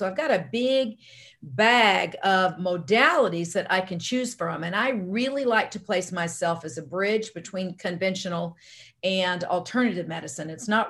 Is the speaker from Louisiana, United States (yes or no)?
yes; Louisiana, United States; accent: Louisiana; also born or lived in Southern United States; now in Arizona, United States; You hear Louisiana, but I'm an Army brat, and I was born and raised all over the United States, but in the South for most of that time, and you're hearing Louisiana, but I've been in Arizona longer than anywhere now.